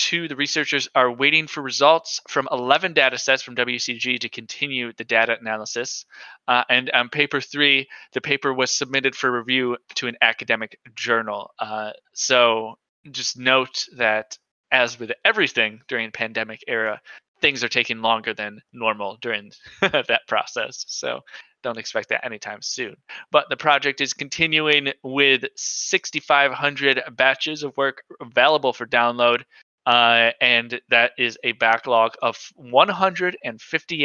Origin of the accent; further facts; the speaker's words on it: United States; I hope he makes fun of me for being an American